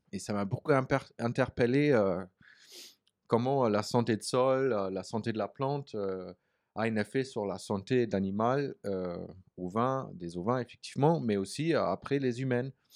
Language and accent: French; Berlin, Germany; French is a second language; moved away as an adult; also born or lived in New Zealand / United States; now in France; je viens de la ville, je viens de Berlin. Je suis né en Allemagne, à Berlin